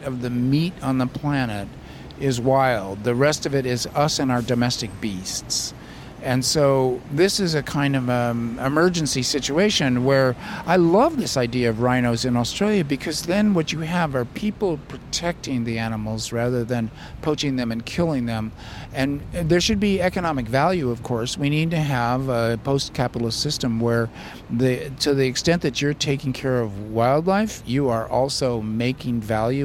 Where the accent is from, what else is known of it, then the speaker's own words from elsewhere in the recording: Southern California, United States; now in Davis, United States; I grew up in suburbia in Southern California